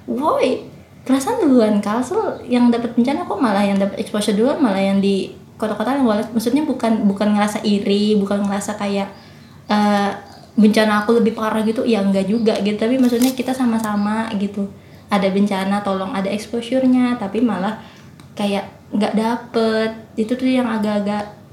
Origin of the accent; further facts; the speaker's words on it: Banjarbaru, South Kalimantan, Indonesia; aku aslinya dari Banjarbaru Kalimantan Selatan